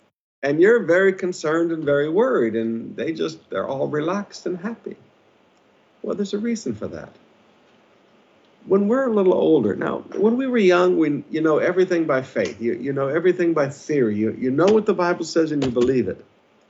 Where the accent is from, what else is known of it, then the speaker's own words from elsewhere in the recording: Philippines; I've been your pastor for 40 years. I've lived as a Filipino pastor.